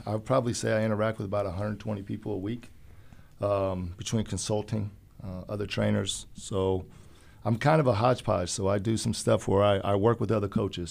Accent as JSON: {"language": "English", "town": "Urbana", "region": "Illinois", "country": "United States", "tie": "born or raised there", "said": "growing up in Urbana"}